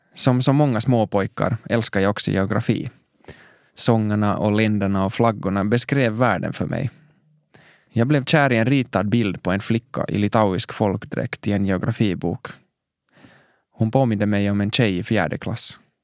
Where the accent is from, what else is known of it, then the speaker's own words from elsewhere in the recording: Helsinki, Uusimaa, Finland; Jag växte upp i Mosabacka i norra Helsingfors